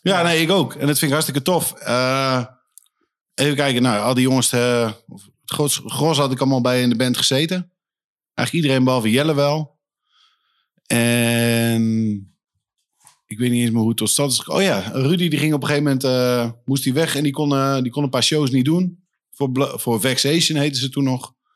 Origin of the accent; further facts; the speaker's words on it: Leiden, South Holland, Netherlands; moved away as an adult; now in Leeuwarden, Netherlands; ik ben eh, geboren in Leiden. Leiden? Eh, heb ik nooit ook een moment meer gewoond. Ik zeg wel altijd tegen iedereen van, nou, daar, daar kom ik vandaan. Maar eh, ja, ik ben wat opgegroeid onder de rook van de Leidse meelfabriek